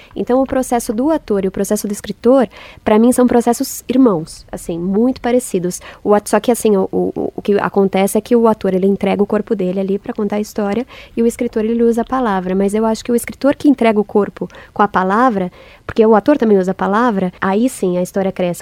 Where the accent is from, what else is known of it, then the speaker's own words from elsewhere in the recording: São Paulo, Brazil; nasci em São Paulo